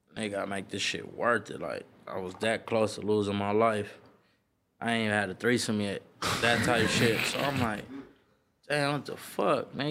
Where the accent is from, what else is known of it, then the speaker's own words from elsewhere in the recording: Los Angeles, California, United States; from Slauson and Crenshaw, like, Satin Hood, …, same area. Born and raised